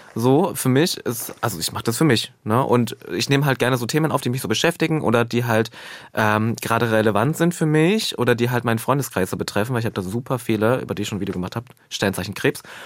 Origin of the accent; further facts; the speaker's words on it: eastern Germany, Germany; also born or lived in Halle (Saale); ich komme ja aus dem Osten